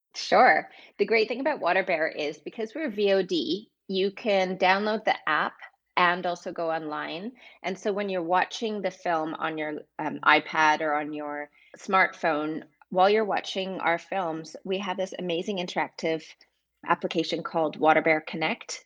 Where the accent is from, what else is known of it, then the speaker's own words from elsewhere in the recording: Vancouver, British Columbia, Canada; moved away as an adult; also born or lived in London / Amsterdam; I am originally from Vancouver, Canada. And 20 years ago, I moved to London.